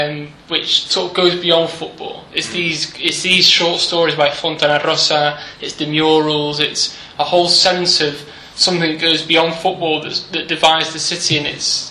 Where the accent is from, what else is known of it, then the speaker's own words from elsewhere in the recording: Manchester, North West England, United Kingdom; moved away as an adult; also born or lived in Chile; now in Argentina; I'm from Manchester.